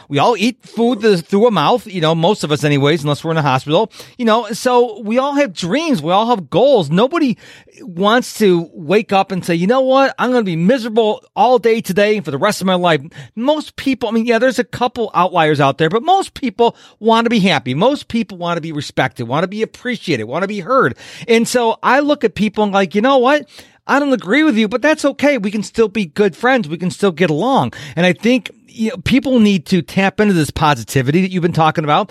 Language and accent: English; Rochester, New York, United States; now in Houston, United States; I'm originally from Rochester, New York, and I had my friend next door was Black and I had Spanish people. So I grew up never looking at color